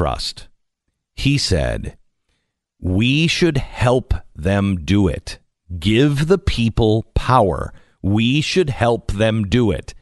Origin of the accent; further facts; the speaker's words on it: United States; I'm American.